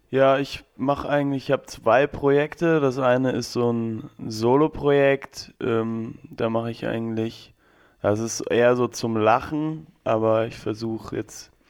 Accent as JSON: {"language": "German", "town": "Landsberg am Lech", "region": "Bavaria", "country": "Germany", "tie": "born or raised there", "also_born_or_lived": "Regensburg", "lives_now": "Mannheim, Germany", "said": "ich bin in Regensburg geboren, aber komme aus Landsberg. Am Lechter bin ich aufgewachsen. Das ist so zwischen München und Augsburg, also Bayern."}